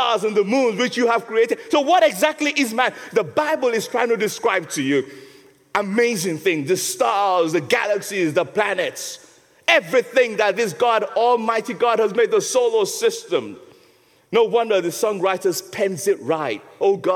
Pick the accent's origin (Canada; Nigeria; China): Nigeria; now in England, United Kingdom; When I first came to England, you know, I'm a Nigerian